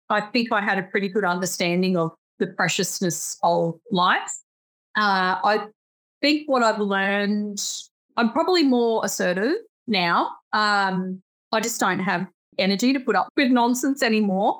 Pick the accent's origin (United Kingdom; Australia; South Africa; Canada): Australia; I'm Australian